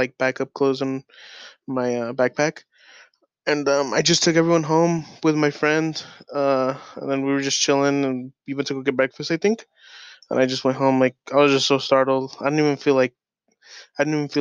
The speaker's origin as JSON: {"language": "English", "town": "Long Beach", "region": "California", "country": "United States", "moved": "yes", "said": "I'm from Long Beach"}